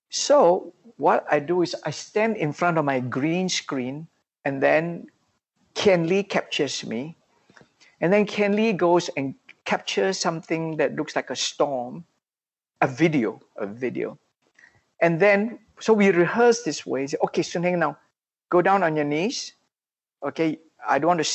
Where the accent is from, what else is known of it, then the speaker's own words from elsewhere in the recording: Malaysia; we are all Malaysians.